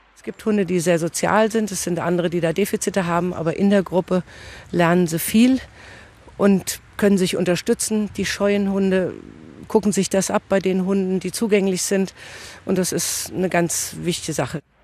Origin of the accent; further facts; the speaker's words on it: Kusel, Rhineland-Palatinate, Germany; ich komme aus Kusel